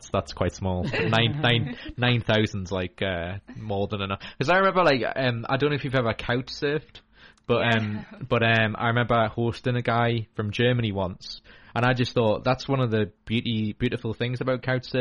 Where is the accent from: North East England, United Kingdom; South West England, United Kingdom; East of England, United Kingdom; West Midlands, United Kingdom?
North East England, United Kingdom; Newcastle; being a Geordie